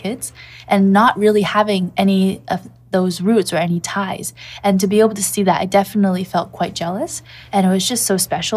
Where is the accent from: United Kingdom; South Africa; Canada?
Canada; moved away as an adult; now in Kamikatsu, Japan; growing up in Canada